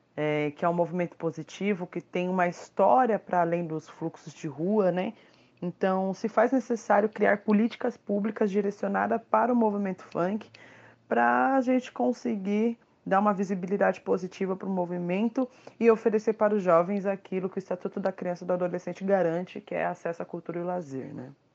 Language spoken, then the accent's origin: Portuguese; São Paulo, Brazil; eu sou nascida e criada no Itaim Paulista, zona leste de São Paulo